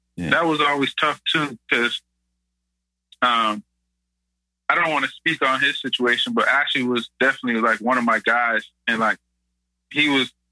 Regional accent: Toronto, Ontario, Canada; moved away as an adult; growing up in the Lawrence Heights Community Center

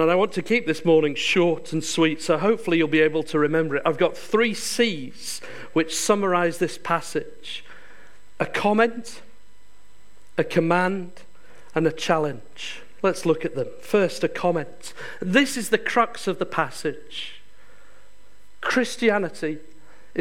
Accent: Yorkshire and the Humber, United Kingdom; moved away; I come from Yorkshire. I'm very proud of it

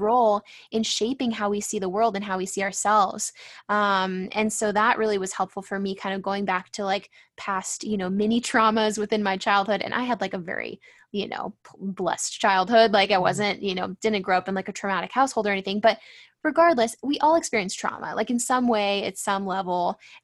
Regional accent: San Diego, California, United States; growing up in San Diego, it's like pretty superficial place to live

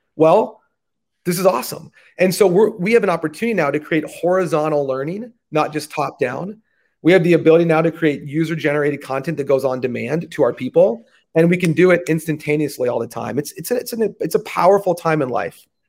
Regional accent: United States; growing up in the States

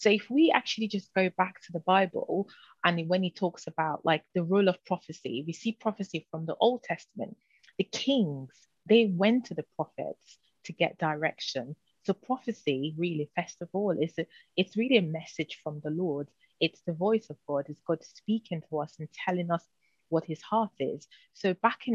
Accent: Nigeria; also born or lived in United Kingdom / London; now in Florida, United States; I'm a British Nigerian. So I was born in the UK, but really raised in Nigeria, and then back to the UK where I spend most of my lifetime actually.

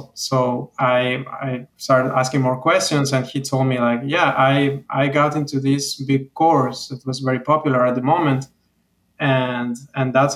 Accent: Mexico; moved away as an adult; also born or lived in Veracruz, Mexico / Mexico City, Mexico; now in Miami, United States; I've been living here for the last 5 years, but I'm originally from Mexico.

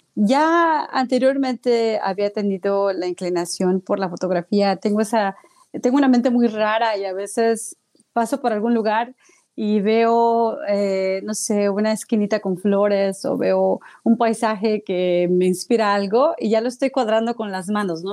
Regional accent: Mexico City, Mexico; now in United States; yo soy originaria de la Ciudad de México

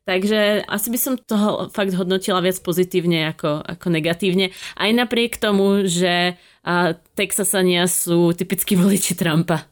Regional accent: Slovakia; sme tak Slováci

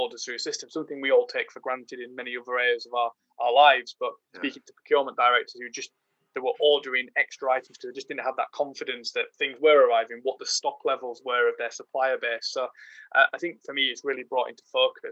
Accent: Yorkshire and the Humber, United Kingdom; as a Yorkshireman

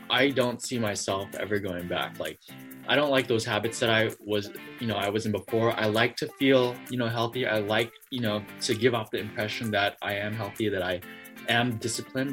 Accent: San Francisco, California, United States; I'm from San Francisco, California

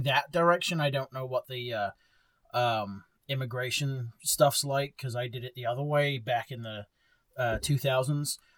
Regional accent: Bexhill, South East England, United Kingdom; now in Texas, United States; my hometown of Bexhill

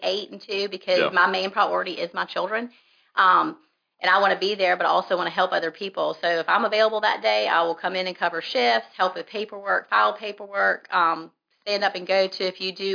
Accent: Richmond, Virginia, United States; also born or lived in Pennsylvania; I was born in Pennsylvania, raised in Richmond, Virginia

